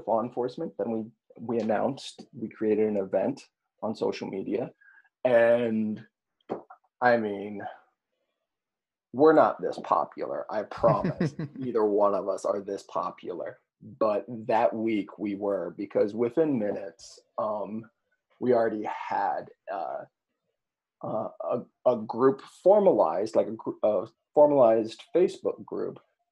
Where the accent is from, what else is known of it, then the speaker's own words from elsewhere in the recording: Monticello, Illinois, United States; in my hometown, I was the co-organizer of a demonstration in my hometown of Monticello